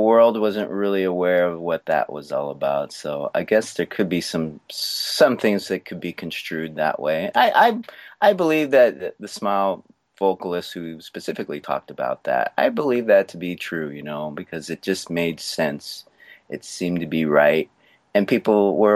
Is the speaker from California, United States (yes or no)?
yes; San Francisco Bay Area, California, United States; I was born in the Bay Area